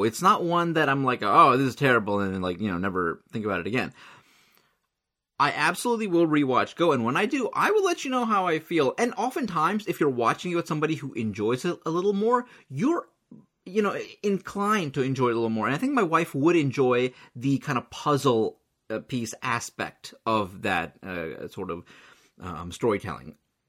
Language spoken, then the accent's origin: English; India; Could it be that I'm Indian